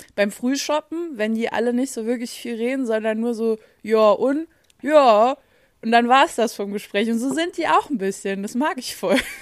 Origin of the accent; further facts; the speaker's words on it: Saarland, Germany; bei uns im Saarland